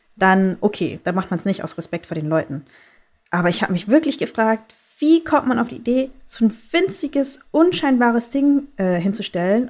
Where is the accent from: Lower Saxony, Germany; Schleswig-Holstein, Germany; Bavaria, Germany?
Bavaria, Germany; moved away; ich bin in Bayern groß geworden